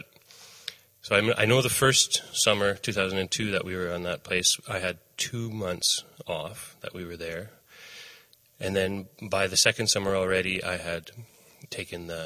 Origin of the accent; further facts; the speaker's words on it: Saskatchewan, Canada; moved away as an adult; also born or lived in Winnipeg; I grew up in Saskatchewan. Um, uh, and lived in Saskatchewan until I finished high school and then moved to Winnipeg.